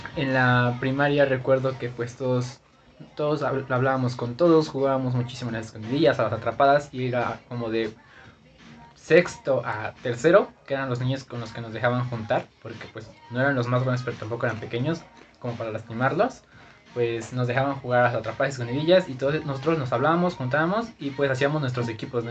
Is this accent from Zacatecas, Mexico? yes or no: no; Zumpango, State of Mexico, Mexico; Yo nací en el Estado de México, en Zumpango, San Sebastián